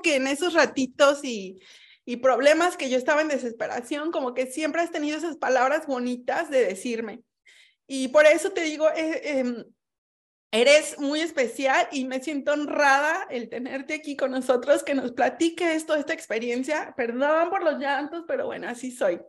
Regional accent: Mexico; now in Sardinia, Italy; yo fui la primera mexicana que conociste

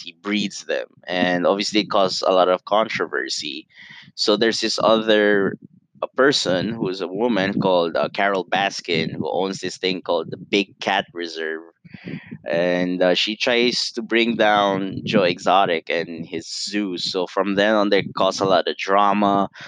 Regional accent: Italy; moved away; I grew up in Italy. I'm half Italian, and you know it's hard to see the country that made me who I am

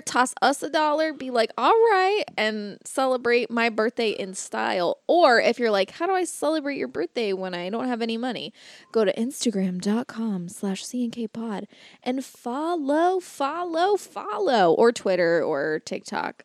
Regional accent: Florida, United States; I grew up in Florida

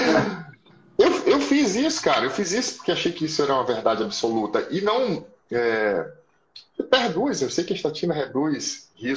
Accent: Itabuna, Bahia, Brazil; also born or lived in Salvador / Petrópolis / São Paulo; fui nasci em Salvador, mas fui criado aqui na em Itabuna

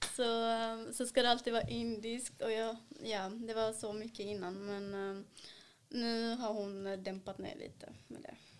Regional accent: South India, India; Swedish is a second language; also born or lived in Sweden; now in Malmö, Sweden; där har de ju sydindisk mat, där jag är ifrån

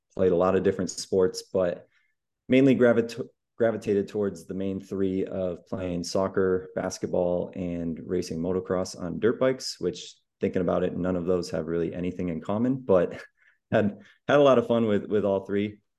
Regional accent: Massachusetts, United States; moved away as an adult; now in Austin, United States; I am originally from Massachusetts, where I was born and raised, but just moved to much sunnier, much warmer Austin, Texas about eight months ago now

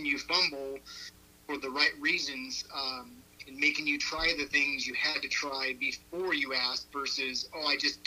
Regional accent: Colorado, United States; now in Buckeye, Arizona, United States; I'm from Colorado originally.

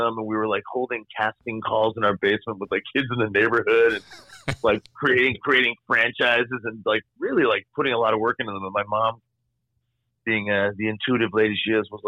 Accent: Toronto, Ontario, Canada; I am Canadian. I was born in Toronto, Ontario.

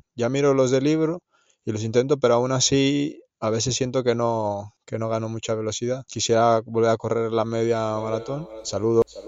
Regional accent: Mexico; now in Barcelona province, Spain; un mexicano que vive en pueblo de provincia de Barcelona.

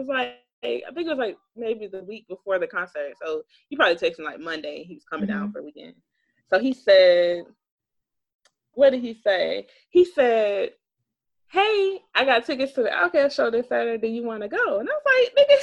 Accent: East Point, Georgia, United States; I'm from East Point.

